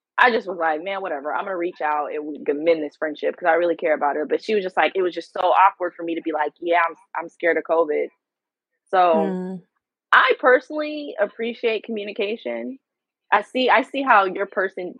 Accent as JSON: {"language": "English", "town": "San Leandro", "region": "California", "country": "United States", "tie": "born or raised there", "also_born_or_lived": "Oakland, California", "said": "I was born, and I was born in Oakland, California. Period. And then grew up in San Leandro, which is right next to Oakland"}